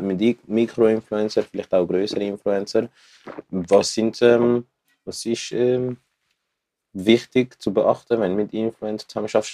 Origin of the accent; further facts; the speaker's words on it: Zurich, Switzerland; ich komme aus Zürich